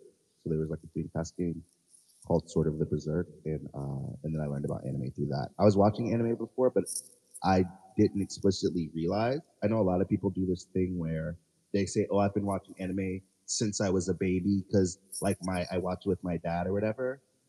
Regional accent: Charleston, South Carolina, United States; Yes. I am from Charleston, South Carolina.

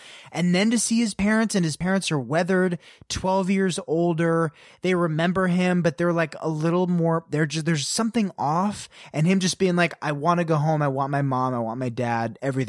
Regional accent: Potomac, Maryland, United States; I grew up in Potomac, Maryland, very different, but living in sort of a similar.

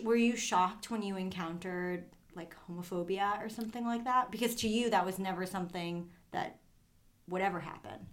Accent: Brookline, Massachusetts, United States; I'm from Brookline

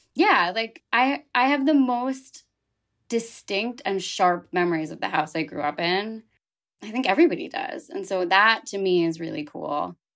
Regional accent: Philadelphia, Pennsylvania, United States; moved away as an adult; now in New York, United States; I grew up outside of Philadelphia on the main line

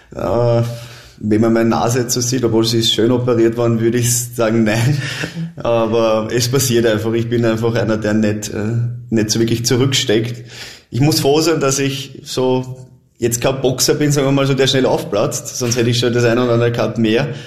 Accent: Vienna, Austria; Ich komme aus Wien, ich, ich liebe die Stadt, ich, ich habe da meine Freunde, Familie

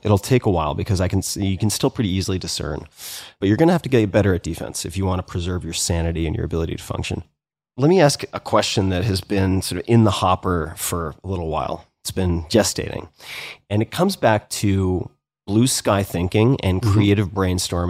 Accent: New York, United States; We all know Modell's. Growing up on Long Island, yeah.

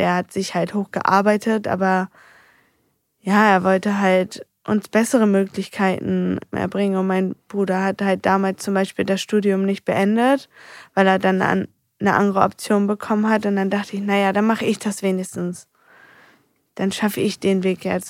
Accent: Heinsen, Germany; also born or lived in Andorf; mit vier sind wir von Andorf nach Heinsen gezogen, also umgezogen in mein neues Elternhaus.

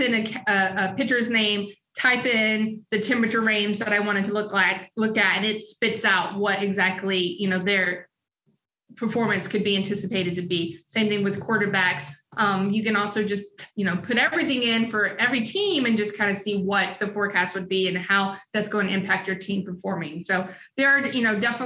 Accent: the South, United States; I was born in the South

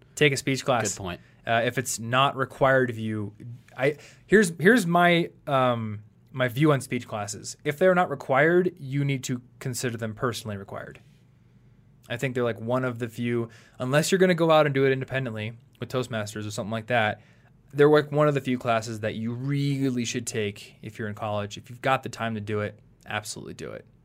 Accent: United States; this is what you're taught growing up in America

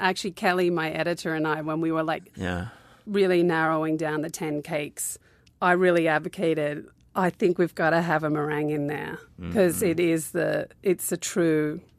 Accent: Australia; I kind of grew up all around Australia. I was born in Newcastle, which is like 2 hours north of Sydney. Okay. And then we moved to Canberra. And then we went to the West Coast for 4 years. Yeah. And then back to Sydney.

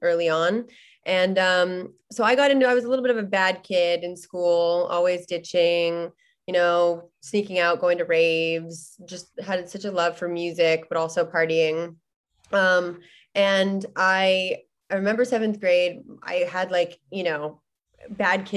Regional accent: Los Angeles, California, United States; also born or lived in Malibu; I was born in the Valley

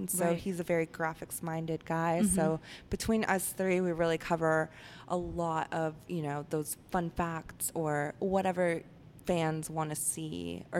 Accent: Dallas, Texas, United States; I grew up here around the Dallas area. Moved here when I was 15.

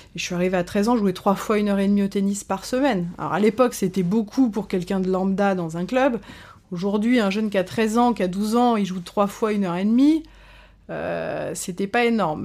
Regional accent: France; also born or lived in Caen / Paris; quand on est français

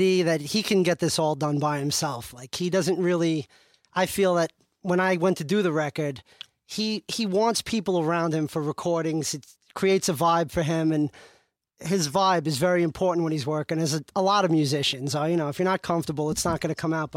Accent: New Hyde Park, New York, United States; I'm from New Hyde Park

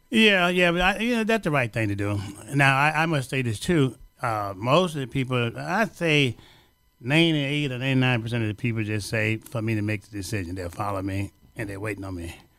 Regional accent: Louisiana, United States; now in Chicago, United States; I'm from Louisiana

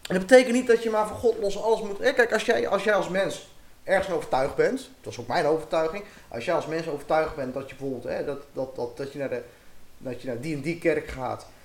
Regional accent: Ermelo, Gelderland, Netherlands; Eh, nou, nou, we komen uit Ermelo en eh, nou, we komen hier wonen, we zijn ergens op zoek.

